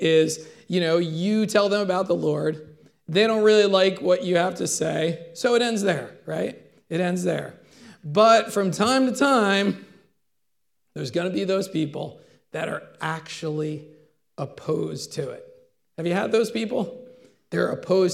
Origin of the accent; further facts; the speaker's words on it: United States; as American Christians